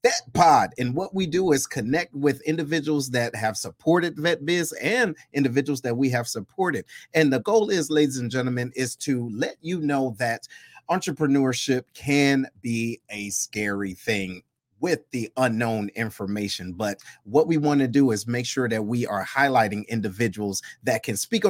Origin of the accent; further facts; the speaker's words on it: Detroit, Michigan, United States; moved away as an adult; I'm originally from Detroit.